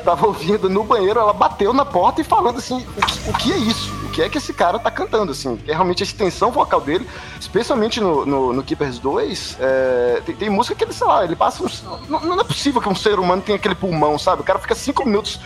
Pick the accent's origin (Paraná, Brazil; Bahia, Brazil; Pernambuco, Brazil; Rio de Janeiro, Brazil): Bahia, Brazil; Salvador; cena metal de Salvador, de onde eu venho